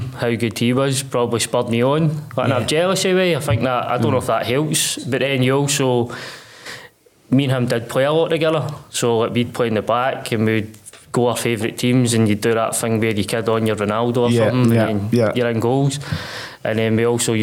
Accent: Uddingston, Scotland, United Kingdom; I grew up in Uddingston, which is known as Tea Cake Town

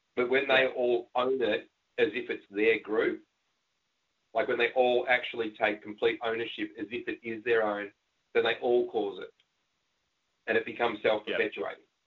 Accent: Australia; We're Aussie blokes, we're dads, and we're entrepreneurs

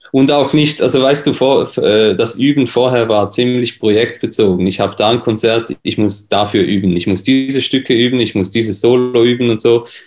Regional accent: Switzerland; accent: Swiss; bin aus der Schweiz, wie man das hört

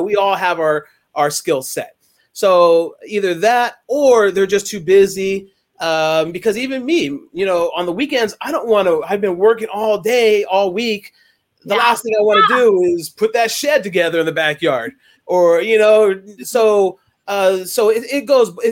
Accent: Bay Area, California, United States; now in Brentwood area, United States; growing up in the Bay Area, it's so much different. When I moved out this way

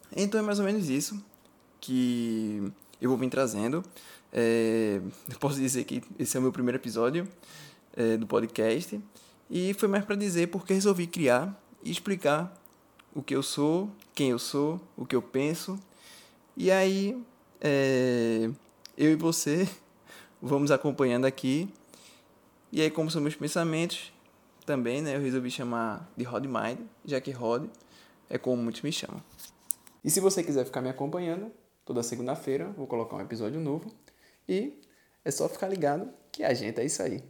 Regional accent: Recife, Pernambuco, Brazil; eu sou de Recife

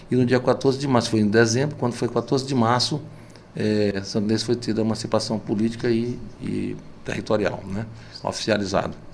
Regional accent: Pindaré-Mirim, Maranhão, Brazil; also born or lived in São Luís / Brasília / Santa Inês; eu saí de Pindaré, eu fiquei 66 o ano inteiro, e 67 até o meio do ano. Em agosto eu fui para o Colégio São Luís, estudar em São Luís

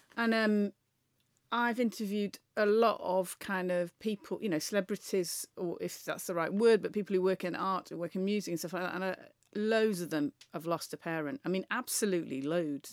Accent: near Manchester, North West England, United Kingdom; as somebody who grew up near Manchester

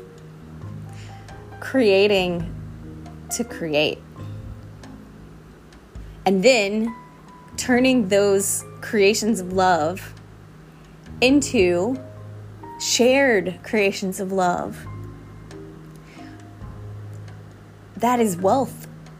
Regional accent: Southeast, United States; I was brought up in the Southeast in the USA

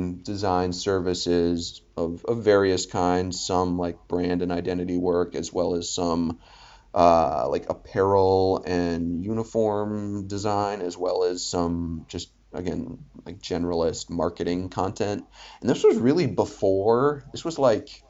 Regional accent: Philadelphia, Pennsylvania, United States; moved away; also born or lived in Boston; I was from Philly

